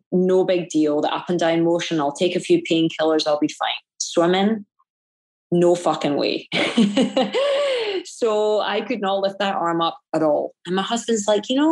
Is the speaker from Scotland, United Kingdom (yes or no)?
yes; Scotland, United Kingdom; it's being Scottish. It's that Calvinistic sensibility that I grew up